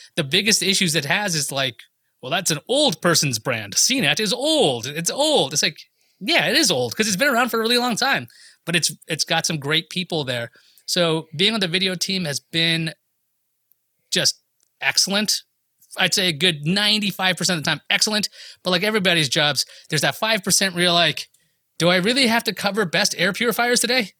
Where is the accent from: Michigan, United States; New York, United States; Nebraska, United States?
New York, United States; I'm from New York